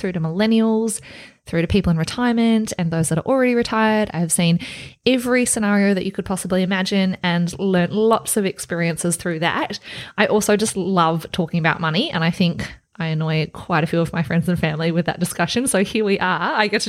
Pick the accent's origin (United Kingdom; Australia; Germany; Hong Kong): Australia; moved away as an adult; also born or lived in Melbourne, Australia; now in Auckland, New Zealand; I am an Australian. I've been in New Zealand for 4 years now. I live with my husband and my two cats in Auckland.